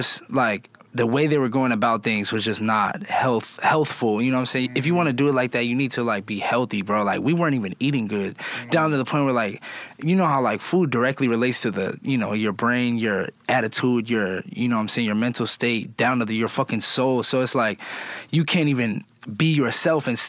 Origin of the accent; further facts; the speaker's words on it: Phoenix, Arizona, United States; moved away as an adult; now in Los Angeles, United States; I grew up in Phoenix